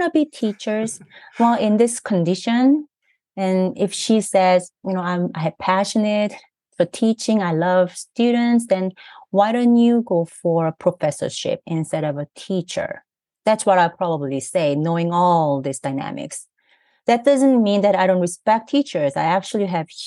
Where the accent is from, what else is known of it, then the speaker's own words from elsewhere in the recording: South Korea; now in United States; I grew up in Korea, South Korea